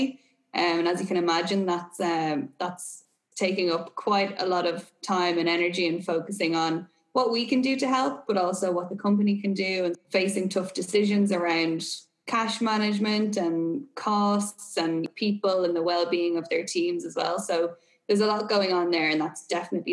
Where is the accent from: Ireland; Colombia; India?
Ireland; also born or lived in Boston; if my accent and my location didn't give it away already, I am obviously Irish.